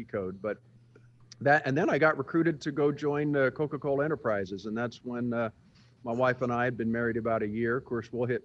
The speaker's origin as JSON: {"language": "English", "region": "England", "country": "United Kingdom", "tie": "born there", "said": "I was born in England, uh"}